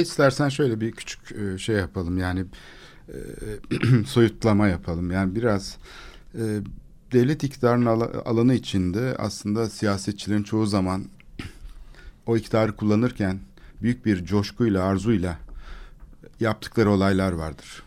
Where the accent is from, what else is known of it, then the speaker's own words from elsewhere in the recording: Istanbul, Turkey; benim çocukluğum Kalamış'ta geçti.